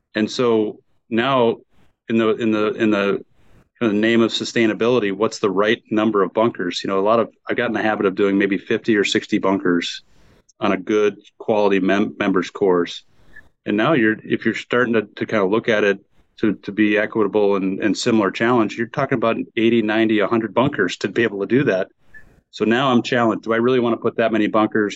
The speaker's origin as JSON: {"language": "English", "region": "Wisconsin", "country": "United States", "tie": "born or raised there", "also_born_or_lived": "West Bend, Wisconsin", "moved": "yes", "lives_now": "Phoenix, United States", "said": "I grew up in Wisconsin"}